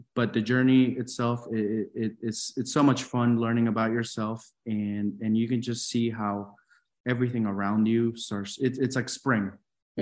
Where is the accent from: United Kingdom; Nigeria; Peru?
Peru; moved away; I'm from Peru